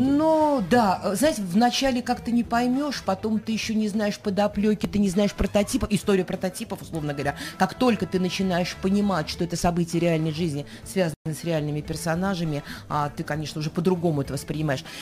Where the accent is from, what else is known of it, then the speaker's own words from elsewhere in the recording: Chudovo, Novgorod Oblast, Russia; now in Saint Petersburg, Russia; Энергия моя из Чудога Новгородской области, откуда я родом, от мамы и папы